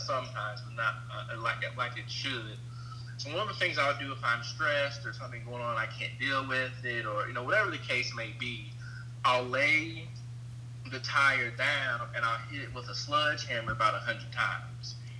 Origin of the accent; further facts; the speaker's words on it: Evansville, Indiana, United States; I'm from Evansville, Indiana, and you know where I, I where I live, I feel like we get overlooked as a city a lot